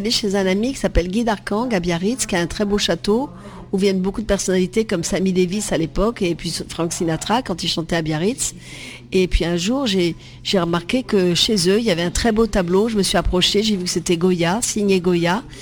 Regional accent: Vietnam; moved away; ma vie avant Marie-Rose, c'est d'être en Indochine où je suis née, au Vietnam, et j'ai eu la chance d'être sur une plantation de caoutchouc.

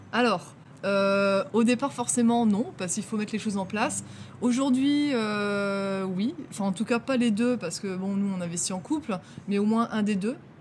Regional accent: Dunkirk, Hauts-de-France, France; je viens de Dunkerque dans le Nord

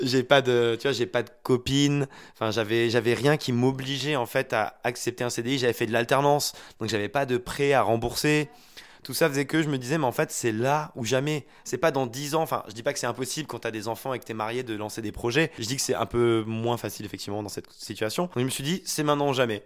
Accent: Haute-Loire, Auvergne-Rhône-Alpes, France; Je viens d'un petit village de Haute-Loire, un lieu-dit de 200 habitants

